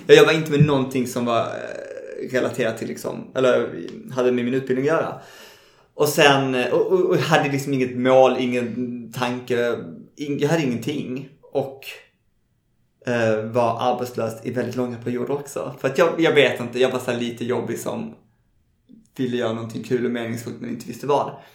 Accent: Malmö, Skåne, Sweden; moved away as an adult; now in Stockholm, Sweden; jag är från Malmö. uh, precis, ute i en förort som heter Kirseberg

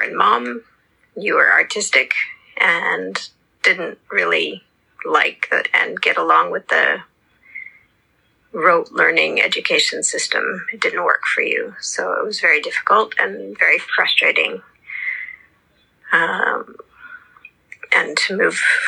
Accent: outside of Toronto, Ontario, Canada; moved away as an adult; also born or lived in Montreal, Canada / Japan; I was born in Canada, in Montreal, grew up outside of Toronto and then moved to Japan when I was 23.

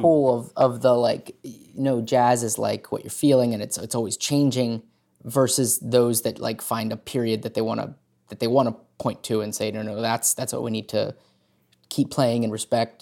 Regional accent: Hagerstown, Maryland, United States; growing up in Hagerstown, we have, uh, the, the Maryland Theater here

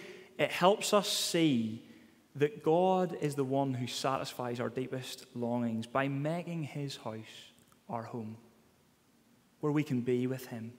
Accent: Ballymena, Northern Ireland, United Kingdom; accent: Ballymena; the way I say it in my Balamine accent

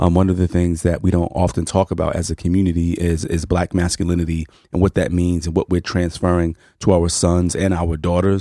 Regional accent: New York City, New York, United States; I grew up in Harlem

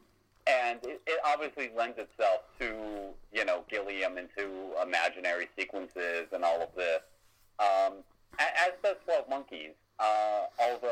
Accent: United States; as an American

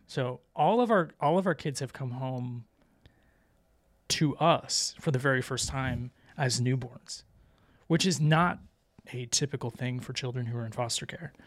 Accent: Vero Beach, Florida, United States; moved away; I grew up in Vero Beach, Florida

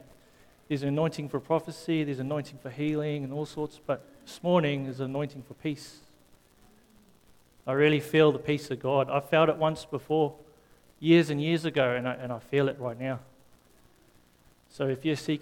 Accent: South Africa; moved away; when I came from South Africa

